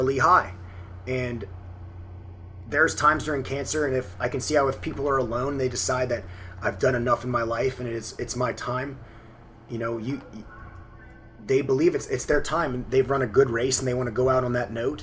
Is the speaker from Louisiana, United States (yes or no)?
yes; New Orleans, Louisiana, United States; I grew up in the New Orleans area